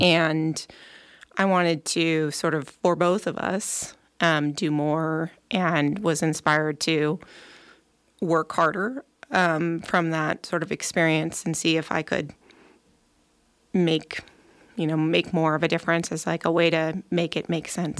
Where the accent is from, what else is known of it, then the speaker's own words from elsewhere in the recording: Nevada County, California, United States; moved away as an adult; also born or lived in Bay Area; Nevada County is a wonderful place to grow up. Part of the reason why I, um, brought my family back here